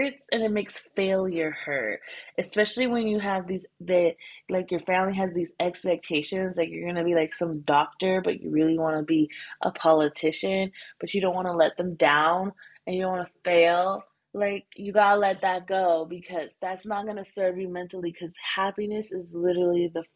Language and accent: English; United States; moved away as an adult; now in Thailand